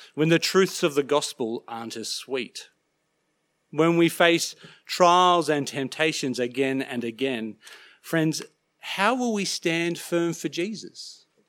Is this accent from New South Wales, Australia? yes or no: yes; Sydney, New South Wales, Australia; growing up in Sydney, I used to love catching ferries across Sydney Harbour.